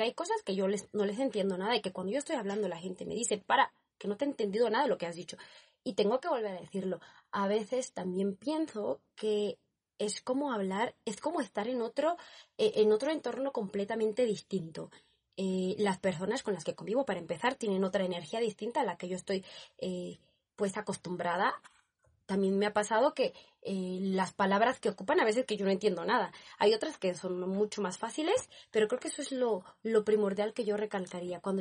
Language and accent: Spanish; Barcelona, Catalonia, Spain; eh, vengo de España, Barcelona.